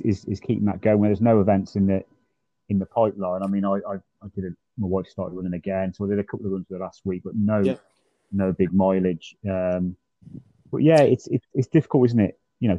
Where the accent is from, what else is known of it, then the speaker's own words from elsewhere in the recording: Worcester, West Midlands, United Kingdom; we're both from Worcester, which is the home of the sauce